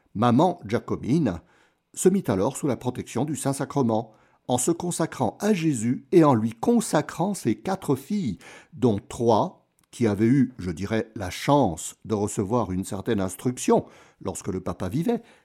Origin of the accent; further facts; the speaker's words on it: Como, Lombardy, Italy; Como, ma ville natale